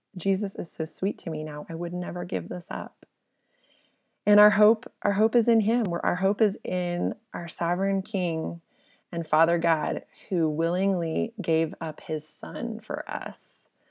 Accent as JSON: {"language": "English", "region": "Colorado", "country": "United States", "also_born_or_lived": "Okinawa, Japan", "moved": "as an adult", "said": "We're from Colorado."}